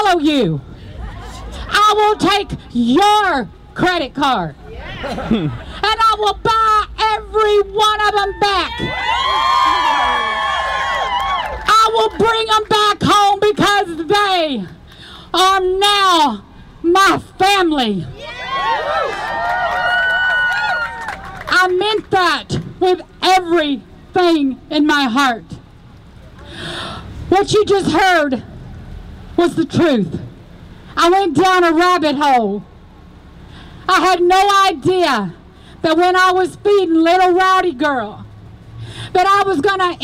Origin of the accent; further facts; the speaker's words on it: Texas, United States; I am from Texas